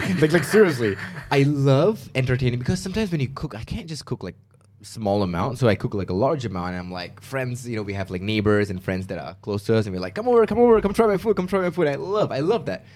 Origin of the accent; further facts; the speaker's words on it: Malaysia; moved away as an adult; now in United States; when I left Malaysia to go to the States